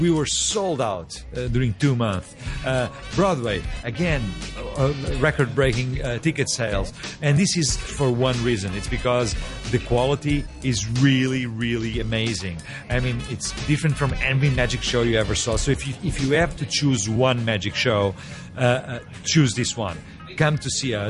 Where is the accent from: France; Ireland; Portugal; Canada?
Portugal; I am from Portugal